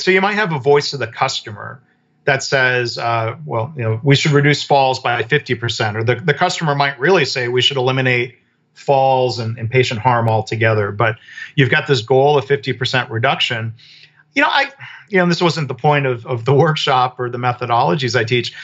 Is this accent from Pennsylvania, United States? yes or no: no; Michigan, United States; I grew up in Michigan around the auto industry.